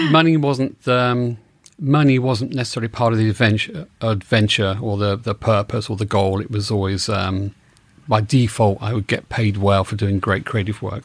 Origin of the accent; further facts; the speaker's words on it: England, United Kingdom; moved away as an adult; also born or lived in New York / Los Angeles; now in United States; I'm from England, and I moved to America in nineteen eighty-seven